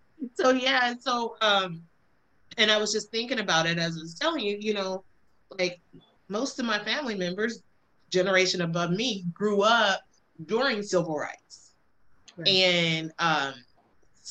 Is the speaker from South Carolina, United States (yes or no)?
no; Alabama, United States; I grew up in Alabama